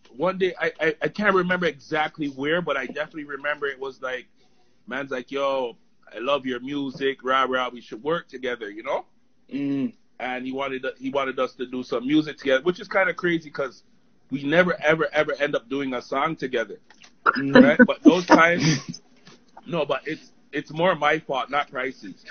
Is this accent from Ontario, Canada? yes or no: yes; Toronto, Ontario, Canada; also born or lived in Oakwood and Vaughan; I grew up in Finch, but that's like my ends.